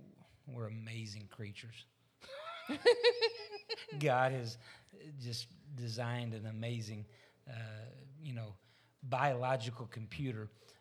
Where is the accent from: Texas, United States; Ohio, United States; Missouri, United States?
Missouri, United States; I'm from Missouri. I'm going to have to see one.